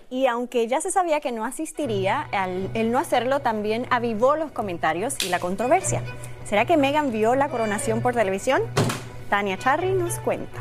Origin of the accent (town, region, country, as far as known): Puerto Rico; born or raised there; moved away